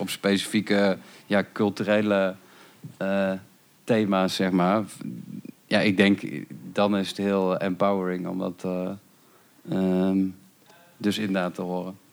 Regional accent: North Brabant, Netherlands; ik kom uit Brabant en dat was dan allemaal rond Rosmalen en Autotron

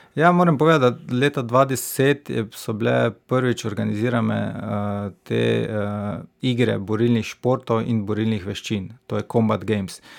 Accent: Stranice, Slovenia; moved away as an adult; now in Maribor, Slovenia; rodil sem se v Mariboru, ne? potem sem pa, ker starši imajo domačijo, oziroma temu rekel bajto na stranicah, zato sem tam preživel mladostniška leta, se pravi od samega porojstva do študija

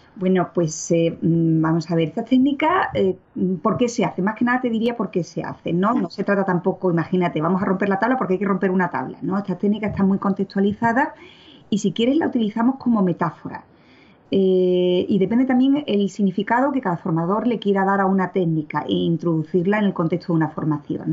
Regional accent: Seville, Andalusia, Spain; moved away as an adult; now in Brussels, Belgium; soy de Sevilla mm, y llevo viviendo y trabajando en Bruselas pues eh, la friolera de 27 años.

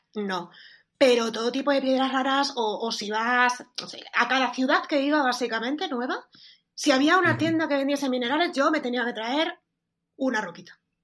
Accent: Extremadura, Spain; parezco, gallega en lugar de extremeña

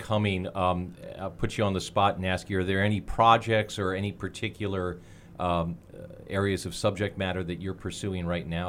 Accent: Delaware, United States; now in Indianapolis, United States; I grew up in Delaware

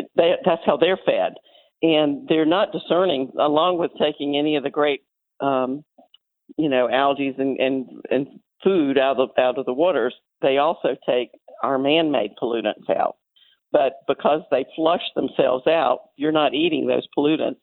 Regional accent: Florida, United States; I grew up in Florida when the waters were just really clear everywhere

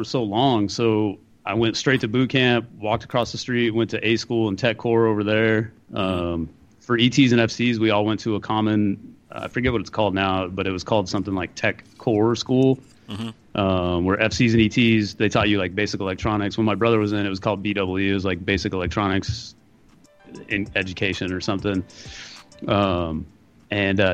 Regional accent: Bakersfield, California, United States; moved away as an adult; I'm actually from Bakersfield.

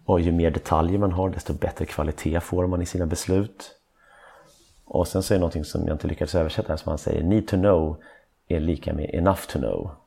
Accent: Stockholm, Stockholm County, Sweden; jag är från Stockholm. Och då är man en äkta stockholmare.

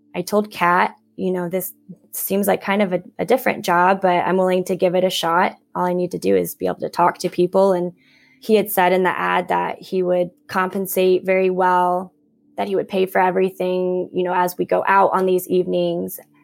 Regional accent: Downs, Illinois, United States; also born or lived in Nashville, Tennessee / Madrid, Spain; I was born in Nashville, Tennessee, and then we up and moved out kind of to the middle of nowhere in central Illinois to a really small village called Downs.

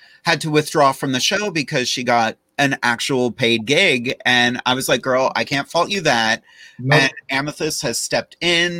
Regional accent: Rochester, United States; I'm from Rochester

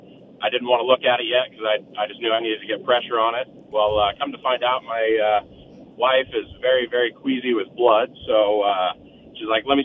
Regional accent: Montana, United States; moved away as an adult; now in Arizona, United States; First Christmas down here in Arizona. And I'm from Montana

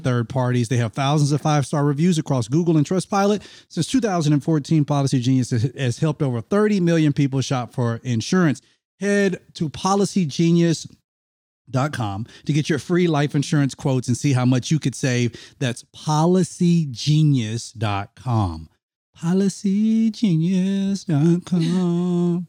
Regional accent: Mississippi, United States; I grew up in Mississippi

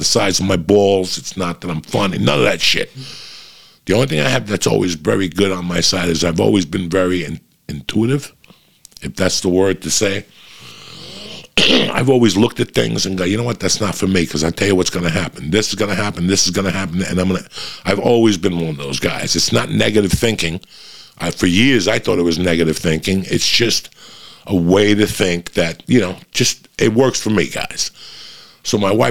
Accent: North Bergen, New Jersey, United States; I grew up in North Bergen.

